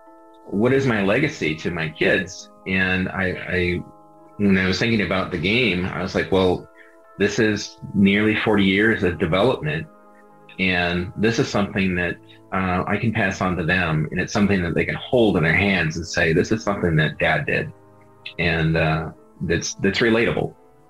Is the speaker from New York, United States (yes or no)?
no; Skwentna, Alaska, United States; growing up in Alaska is really key to that because I grew up in the middle of nowhere.